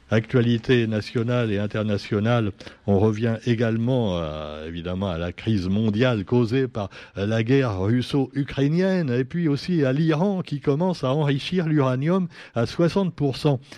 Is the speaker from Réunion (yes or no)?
yes; Réunion; C'est comme chez nous à la Réunion. Il y a un esprit de famille chez nos politiciens.